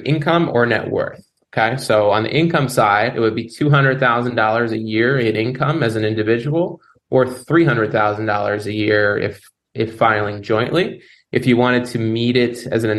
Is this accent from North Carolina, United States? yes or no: no; New Jersey, United States; moved away as an adult; now in South Florida, United States; I'm from the Northeast originally, pretty close to where you guys are at, but in New Jersey